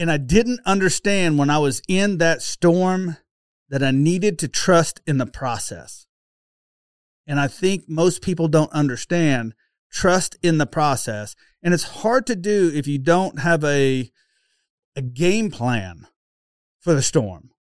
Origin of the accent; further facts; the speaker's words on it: Oklahoma, United States; accent: Okie; my oaky accent